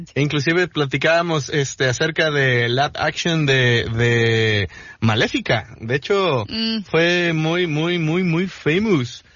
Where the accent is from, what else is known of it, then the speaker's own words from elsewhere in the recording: Mexico; also born or lived in Los Cabos, Baja California Sur; como mexicanos, como sociedad de, eh, hablo por los cabos, ¿no? Como ciudadano responsable de aquí